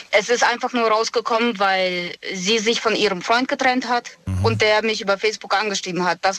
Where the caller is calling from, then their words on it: Moosbach, Germany; ich komme aus Moosbach.